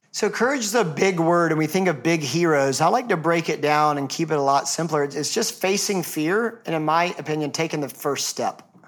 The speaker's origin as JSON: {"language": "English", "town": "Atlanta", "region": "Georgia", "country": "United States", "said": "I'm from Atlanta"}